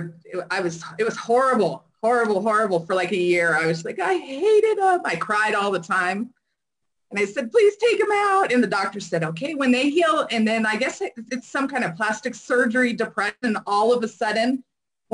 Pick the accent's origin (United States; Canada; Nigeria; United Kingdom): United States; San Diego, California; I grew up in San Diego